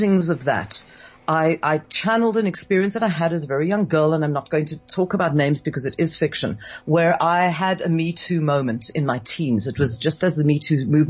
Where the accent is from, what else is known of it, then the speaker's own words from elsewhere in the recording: Scotland, United Kingdom; now in South Africa; I wasn't raised in South Africa. I was raised in Scotland